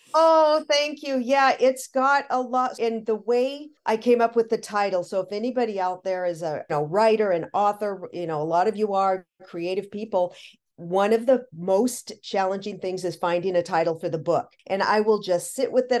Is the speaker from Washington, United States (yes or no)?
yes; Seattle, Washington, United States; I'm from Seattle.